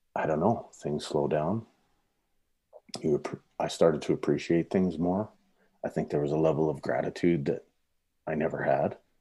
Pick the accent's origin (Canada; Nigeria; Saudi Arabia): Canada; Saskatoon, Saskatchewan; moved away as an adult; now in Canmore, Canada; growing up in the prairies, I grew up in Saskatoon